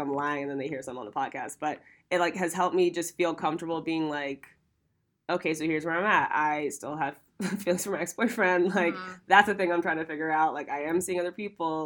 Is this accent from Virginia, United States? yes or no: no; Ohio, United States; moved away as an adult; now in Los Angeles, United States; I'm from Ohio